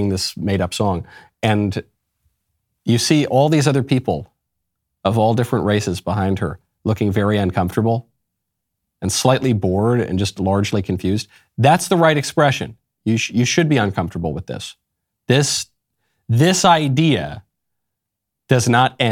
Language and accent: English; Northeast, United States; moved away; I'm from the Northeast